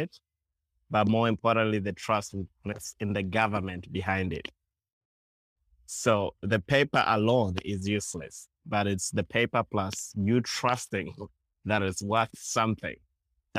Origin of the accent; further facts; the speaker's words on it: Uganda; I grew up in Uganda